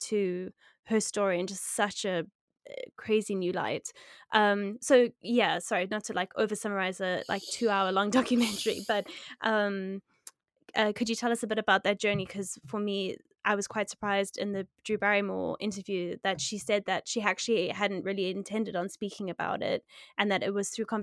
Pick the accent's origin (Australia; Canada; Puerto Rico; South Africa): South Africa; I grew up in South Africa